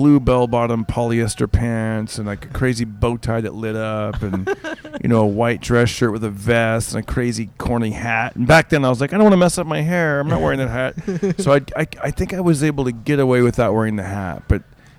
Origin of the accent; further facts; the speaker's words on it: Fresno, California, United States; moved away; growing up in Fresno.